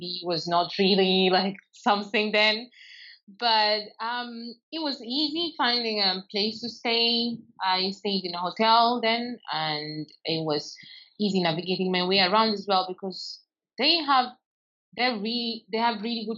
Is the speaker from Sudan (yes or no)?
yes; Sudan; I'm from Sudan. I'm 32 years old and the first time I left home, it was 2009. Like home as in like my parents' home, because we are not really based in Sudan.